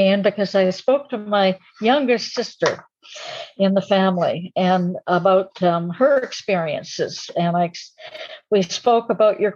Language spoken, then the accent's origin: English; Camp X, Ontario, Canada; I was born in Campex, a Canadian citizen by birth